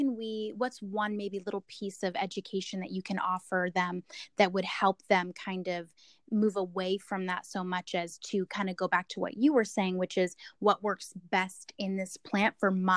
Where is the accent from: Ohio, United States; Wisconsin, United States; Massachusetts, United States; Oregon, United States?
Oregon, United States; Portland; I'm from Portland